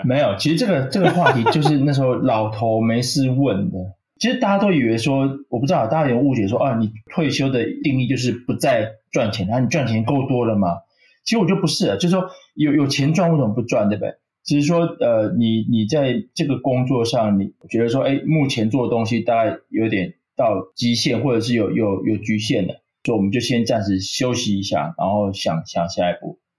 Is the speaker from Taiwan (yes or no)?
yes; Taiwan; 我也是台湾来的